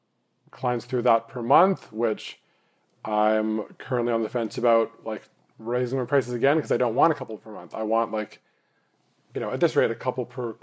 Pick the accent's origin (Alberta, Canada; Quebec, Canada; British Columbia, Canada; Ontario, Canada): British Columbia, Canada; Vancouver; grew up in Vancouver where like the oldest thing is like that McDonald's is 60 years old.